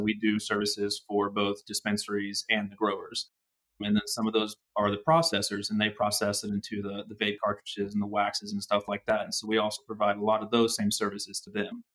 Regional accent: Oklahoma, United States; I'm getting to work with clients mostly in my home state

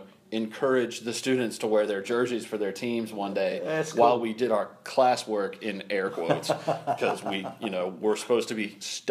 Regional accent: Charlotte, North Carolina, United States; I grew up in Charlotte in the 90s

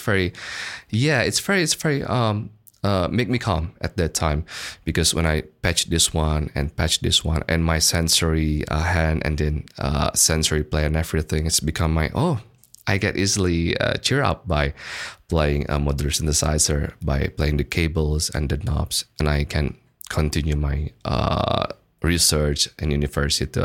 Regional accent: Bandung, West Java, Indonesia; English is a second language; moved away as an adult; also born or lived in Melbourne, Australia; I was born and raised in Bandung at that time. So since kindergarten and then my bachelor degree, and I finished my bachelor in Bandung

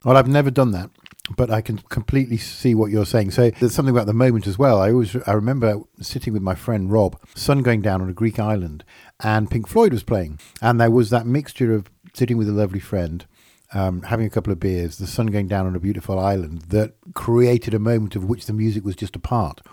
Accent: Yorkshire and the Humber, United Kingdom; I am from Yorkshire

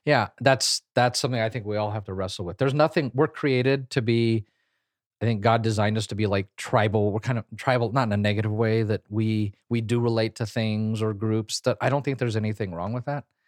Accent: Kansas, United States; I grew up in Kansas

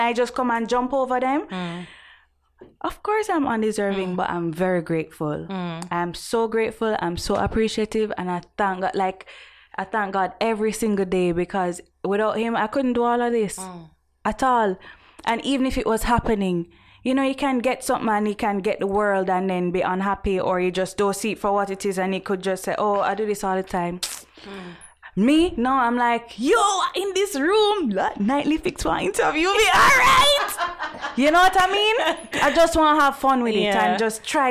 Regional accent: Jamaica; accent: Jamaican; my Jamaican accent.

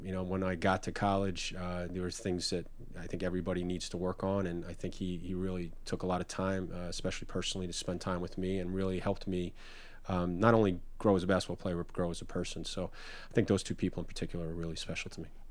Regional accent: New York, United States; growing up in New York and going to the Knicks

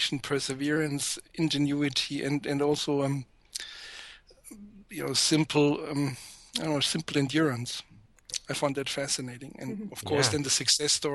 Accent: about 30 kilometers west of Marburg, Hesse, Germany; now in Göttingen, Germany; I was born in Marburg, but I grew up about 30 kilometers west of Marburg. This is one of the probably most rural areas in central Germany.

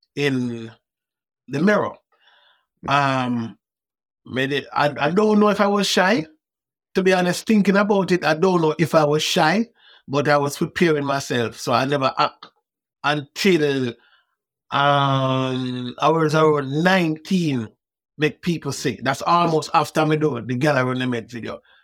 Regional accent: Kingston, Jamaica; I wasn't harassed by police growing up in Waterhouse

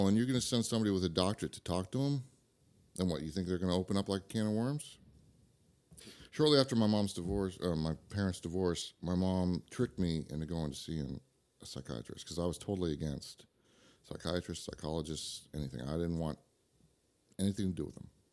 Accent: Idaho, United States; also born or lived in Santa Rosa, California; I was born in California, but I'm from Idaho

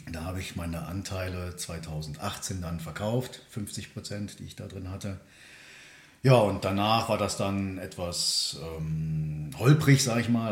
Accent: Königswinter, North Rhine-Westphalia, Germany; Ich bin äh, geboren im Siebengebirge bei mhm. Bonn

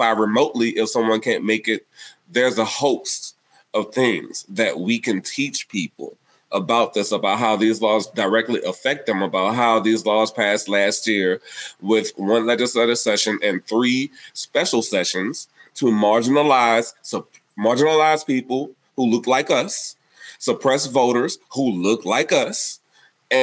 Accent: New Orleans, Louisiana, United States; my hometown of New Orleans

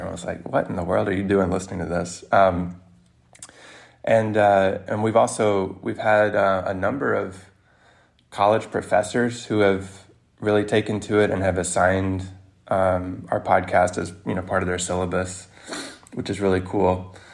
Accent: Mississippi, United States; now in New York City, United States; I'm not even from New York, I'm from Mississippi

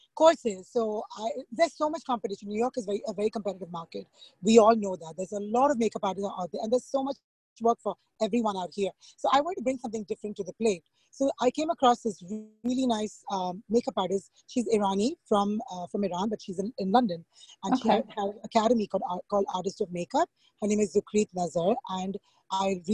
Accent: India; moved away as an adult; now in Long Island, United States; I'm from India, so back home in school

